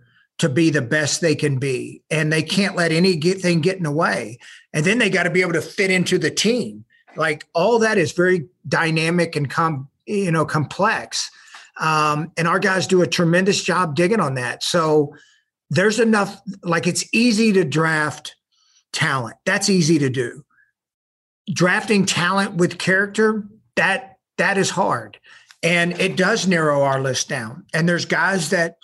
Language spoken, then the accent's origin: English; Galveston, Texas, United States; I was from the Galveston area